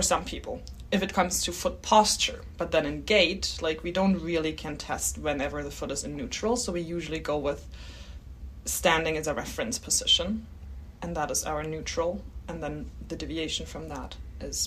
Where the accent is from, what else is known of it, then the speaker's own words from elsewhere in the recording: Germany; accent: German; English is a second language; moved away as an adult; also born or lived in Canada / Calgary, Canada; now in Australia; my accent is German.